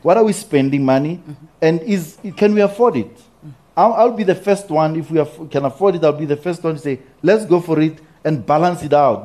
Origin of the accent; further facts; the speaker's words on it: South Africa; as a South African